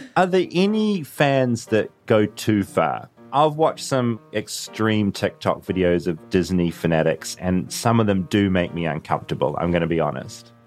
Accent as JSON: {"language": "English", "country": "New Zealand", "said": "as a Kiwi"}